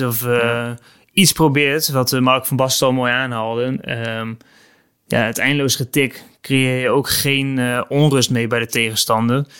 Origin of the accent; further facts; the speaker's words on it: Netherlands; als Nederlander